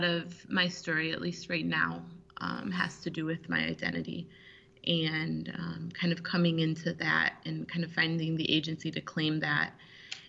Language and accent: English; Michigan, United States; also born or lived in Bogota, Colombia; I was born in Bogota, Colombia, and I was adopted by a family here in Michigan when I was about 2 months old, 8 weeks old. And my family that I grew up in here, or here in Michigan, was white